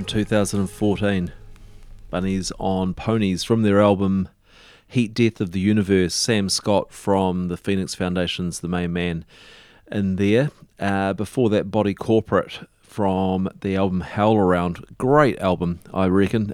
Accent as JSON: {"language": "English", "town": "Dunedin", "region": "Otago", "country": "New Zealand", "tie": "born or raised there", "said": "I grew up in Dunedin, and but I was over the hill in Green Island"}